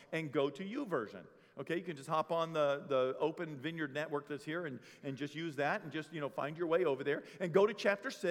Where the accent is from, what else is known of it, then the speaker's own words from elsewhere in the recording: Bangor, Maine, United States; moved away; I'm from Bangor, Maine. That's where I'm actually from.